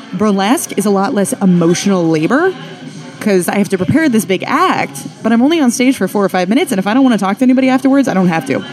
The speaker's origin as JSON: {"language": "English", "region": "Western Nebraska", "country": "United States", "tie": "born or raised there", "moved": "yes", "lives_now": "Philadelphia, United States"}